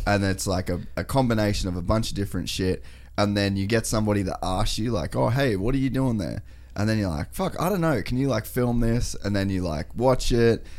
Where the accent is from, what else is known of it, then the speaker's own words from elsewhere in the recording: Cairns, Queensland, Australia; now in Gold Coast, Australia; we, we grew up in Cairns